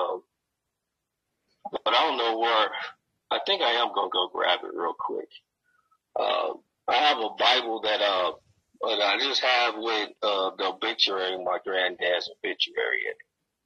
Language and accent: English; Gary, Indiana, United States; now in Denver, United States; I grew up in Gary